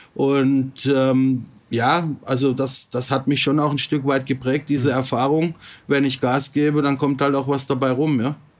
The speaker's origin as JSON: {"language": "German", "town": "Freiburg im Breisgau", "region": "Baden-Württemberg", "country": "Germany", "tie": "born or raised there", "also_born_or_lived": "Singapore", "moved": "as an adult", "lives_now": "Bangkok, Thailand", "said": "ich bin vor ziemlich genau 50 Jahren geboren in Freiburg im Breisgau, also im Schwarzwald"}